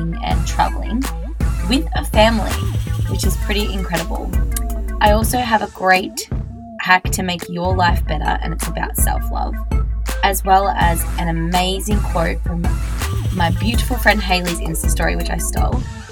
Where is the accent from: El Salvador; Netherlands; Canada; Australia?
Australia; I'm just an Australian girl